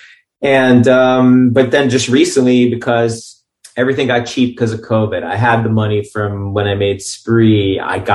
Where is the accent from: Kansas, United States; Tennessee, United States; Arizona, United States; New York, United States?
New York, United States; New York City; also born or lived in Long Island / Ukraine or Russia; now in Los Angeles, United States; I grew up in Brighton Beach till I was 11, and then moved to Long Island.